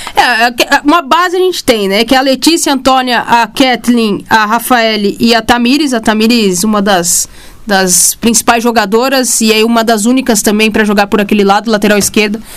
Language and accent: Portuguese; Brazil; a gente é brasileiro